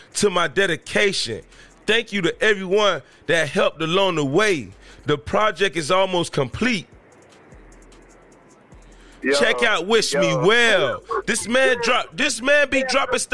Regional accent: Miami, Florida, United States; I'm from Miami

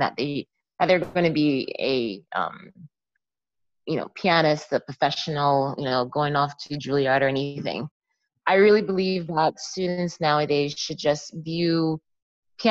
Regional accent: Jamaica; now in Pottstown, United States; I was born in Jamaica

